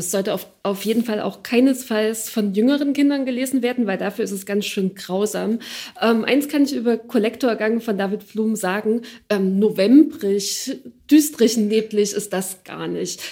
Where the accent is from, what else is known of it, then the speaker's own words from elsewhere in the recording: Ore Mountains, Saxony, Germany; ich bin im Erzgebirge in Freilandhaltung auf dem Dorf aufgewachsen.